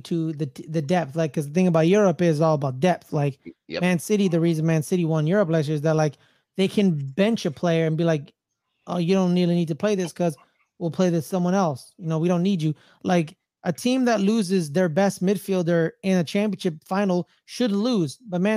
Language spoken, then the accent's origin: English; United States; I'm just an American.